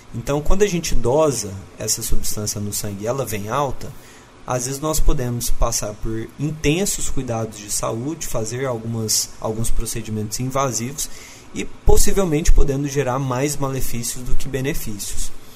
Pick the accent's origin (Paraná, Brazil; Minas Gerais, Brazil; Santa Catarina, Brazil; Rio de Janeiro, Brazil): Minas Gerais, Brazil; Uberlândia; eu sou natural de Uberlândia, depois eu acabei fazendo vestibular de novo, voltei para minha cidade